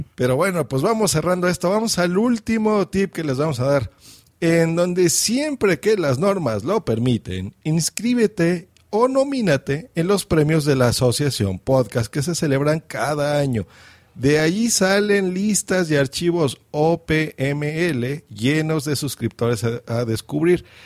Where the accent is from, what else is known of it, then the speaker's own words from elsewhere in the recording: Mexico; accent: Mexican; yo estoy en México, se nota por mi acento.